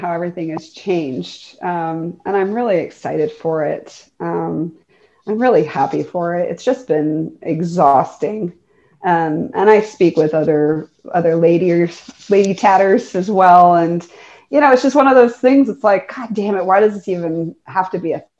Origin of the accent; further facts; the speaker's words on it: the East, East Coast, United States; moved away; I'm from the East